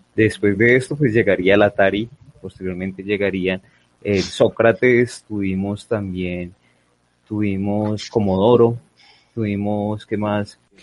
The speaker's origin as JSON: {"language": "Spanish", "town": "Armenia", "region": "Quindío", "country": "Colombia", "moved": "yes", "lives_now": "Medellín, Colombia", "said": "yo soy del eje cafetero, yo soy de Armenia, de Armenia Quindío."}